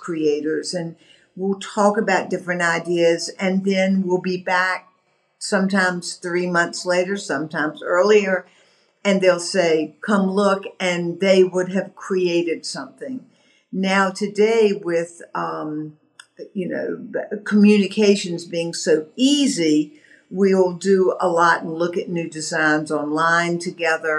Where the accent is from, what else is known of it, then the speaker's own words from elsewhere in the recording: the American South, United States; being a Southerner, you know, we have a heritage of greeting people and welcoming people